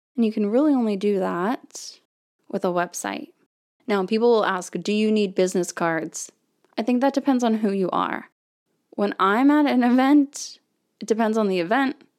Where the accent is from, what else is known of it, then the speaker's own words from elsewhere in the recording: Florida, United States; now in Texas, United States; where I grew up in Florida, the school district is the entire county